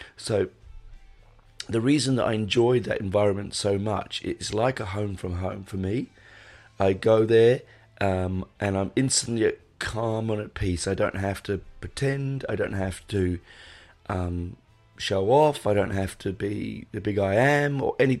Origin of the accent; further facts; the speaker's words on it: London, United Kingdom; I grew up in London, going to places like the Marquee and the Hope and Anchor